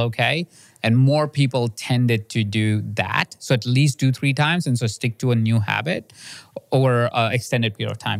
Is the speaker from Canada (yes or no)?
no; India; moved away; I grew up in India in a house of twenty-three people sharing the same space